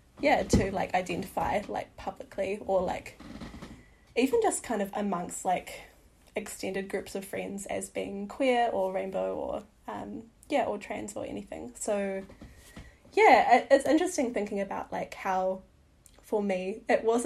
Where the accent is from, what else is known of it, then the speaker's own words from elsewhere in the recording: New Zealand; also born or lived in Whangarei, New Zealand; I grew up in the Wairarapa and also in Whangarei.